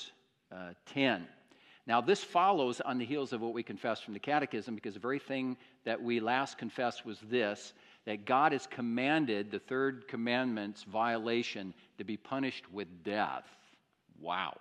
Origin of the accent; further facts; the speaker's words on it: Iowa, United States; moved away; I grew up in the States, in the state of Iowa, which is very agricultural territory, and I grew up in a small Iowa town